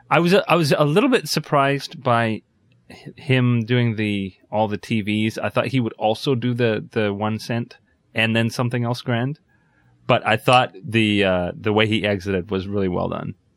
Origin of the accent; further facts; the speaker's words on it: Canada; as a Canadian